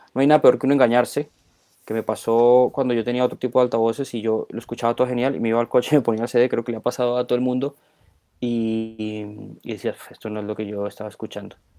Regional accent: Colombia; moved away as an adult; now in Spain; yo nací en Colombia, eh, he vivido ya 25 años en España

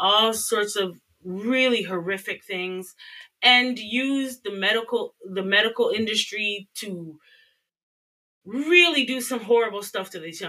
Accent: Canada; as a Canadian

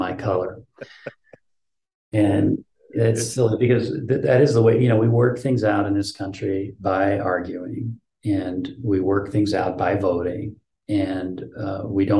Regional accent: United States; for me as an American

